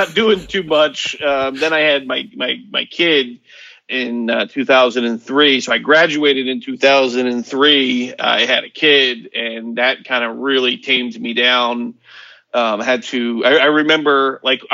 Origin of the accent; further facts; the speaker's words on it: Hollywood, Florida, United States; I was born in Hollywood, Florida